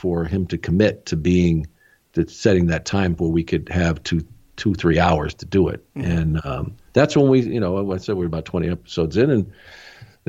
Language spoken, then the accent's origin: English; small town near Tucson, Arizona, United States; moved away; I grew up in a small town